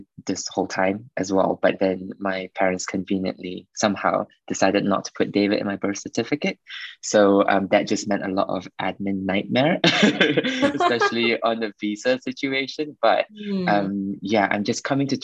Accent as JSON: {"language": "English", "country": "Malaysia", "tie": "born or raised there", "moved": "as an adult", "lives_now": "London, United Kingdom", "said": "I'm from Malaysia and born and bred there, and I've been there up till the end of high school."}